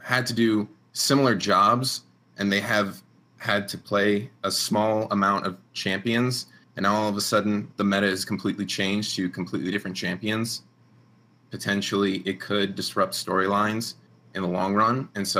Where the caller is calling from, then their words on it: Long Island, New York, United States; I'm calling from Long Island, New York.